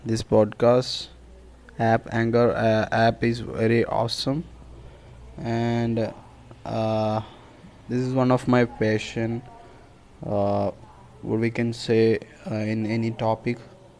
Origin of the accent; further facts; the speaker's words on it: Kerala, India; I am from India, the south part of India. The state is Kerala.